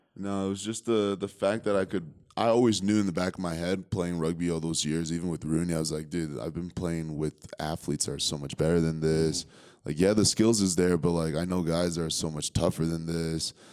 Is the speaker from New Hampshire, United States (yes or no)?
yes; Concord, New Hampshire, United States; also born or lived in Liberia / Connecticut / New York; Concord, New Hampshire is where I grew up